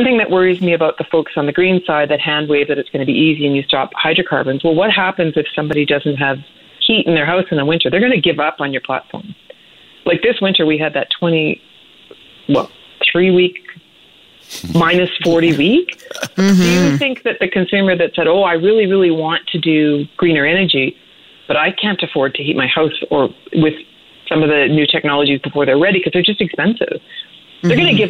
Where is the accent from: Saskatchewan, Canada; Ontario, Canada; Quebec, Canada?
Saskatchewan, Canada; moved away; I grew up in Saskatchewan